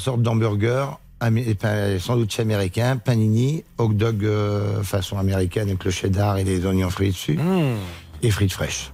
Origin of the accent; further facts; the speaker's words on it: Verneuil-sur-Avre, Normandy, France; je suis né à Verneuil-sur-Avre, en Normandie.